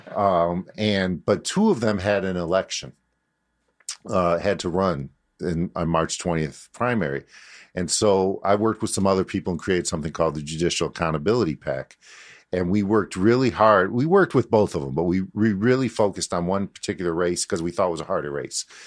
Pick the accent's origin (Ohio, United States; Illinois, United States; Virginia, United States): Illinois, United States; Chicago; I grew up in Uptown uh, in the seventies and eighties